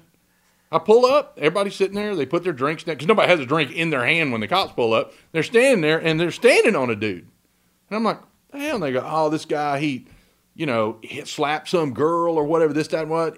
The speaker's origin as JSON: {"language": "English", "town": "Huntsville", "region": "Texas", "country": "United States", "tie": "born or raised there", "also_born_or_lived": "Navasota, Texas / Trinity, Texas", "said": "as a little boy, we lived in Huntsville"}